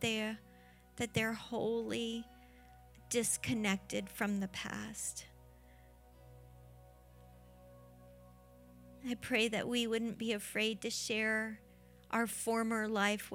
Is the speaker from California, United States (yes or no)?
no; Florida, United States; we're from Florida